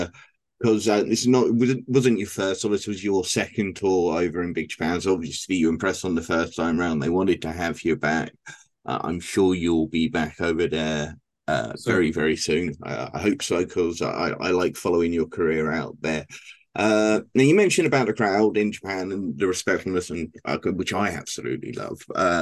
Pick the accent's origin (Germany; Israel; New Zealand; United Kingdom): United Kingdom; because obviously, yes, I'm British